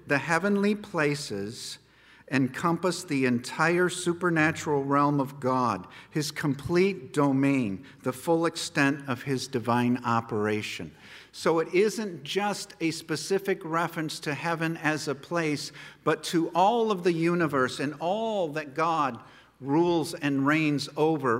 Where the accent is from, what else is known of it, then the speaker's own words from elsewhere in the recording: United States; No matter where we go in the world, we are American citizens